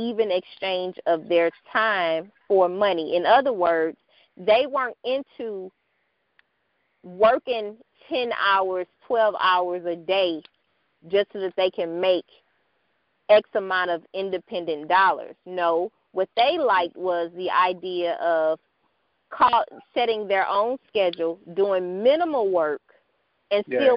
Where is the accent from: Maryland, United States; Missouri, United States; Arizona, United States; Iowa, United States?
Missouri, United States; St. Louis; my hometown of St. Louis